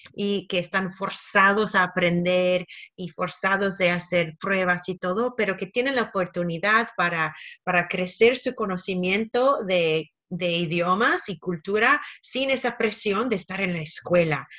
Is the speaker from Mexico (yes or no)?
no; Canada; now in Australia; Yo nací en Canadá